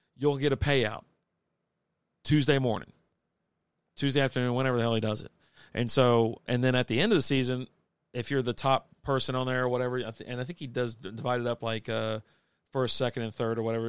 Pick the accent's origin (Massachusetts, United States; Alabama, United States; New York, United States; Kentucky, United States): Kentucky, United States; now in Texas, United States; I'm from Kentucky